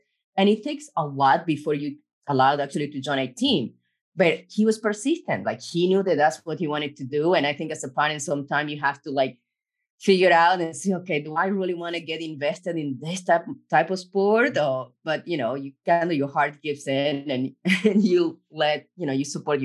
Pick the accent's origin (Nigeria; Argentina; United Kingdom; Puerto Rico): Argentina; now in United States; I'm from Argentina